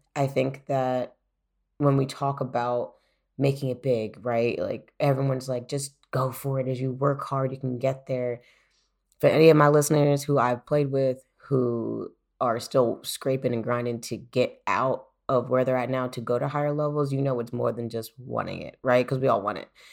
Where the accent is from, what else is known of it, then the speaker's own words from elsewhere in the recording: United States; moved away as an adult; now in Germany; I, as an American